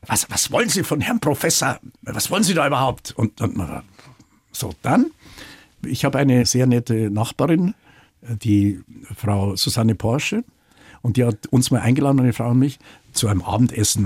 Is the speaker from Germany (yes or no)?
yes; Munich, Bavaria, Germany; also born or lived in Dorfen; ich bin äh, damals in Rammersdorf aufgewachsen